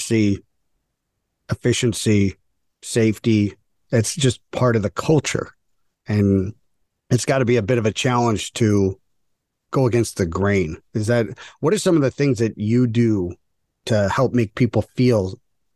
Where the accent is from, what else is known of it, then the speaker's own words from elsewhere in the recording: Mount Prospect, Illinois, United States; I grew up in Mount Prospect right by one of the big facilities there